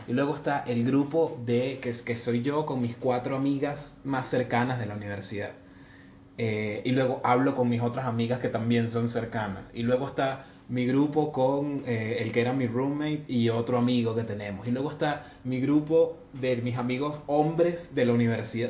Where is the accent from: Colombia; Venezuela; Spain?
Venezuela; moved away; somos muchos venezolanos acá